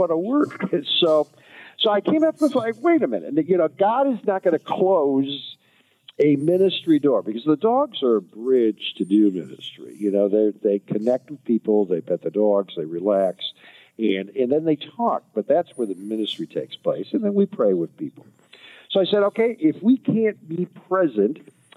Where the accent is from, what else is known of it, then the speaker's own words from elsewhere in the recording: Frankenmuth, Michigan, United States; I grew up in Frankenmuth, Michigan, so you kind of that was my forefathers came over here and helped start the LCMS